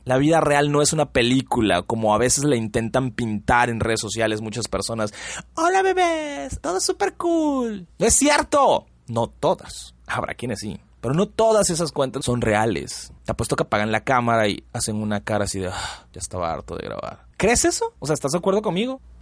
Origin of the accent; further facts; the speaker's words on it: Mexico; somos mexicanos